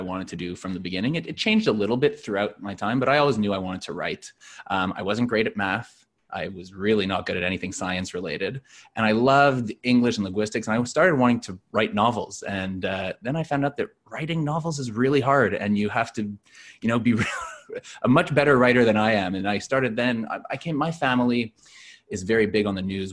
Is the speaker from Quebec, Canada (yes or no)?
yes; Montreal, Quebec, Canada; now in Toronto, Canada; I'm not from Toronto originally. I'm from Montreal